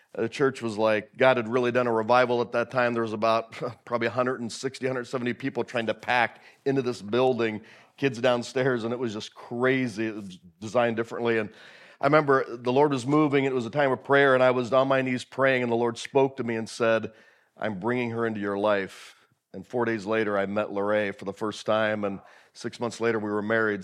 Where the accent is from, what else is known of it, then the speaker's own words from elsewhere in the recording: Willow, Alaska, United States; I grew up in Hatcher Pass, past North Star Bible Camp, on an old homestead up there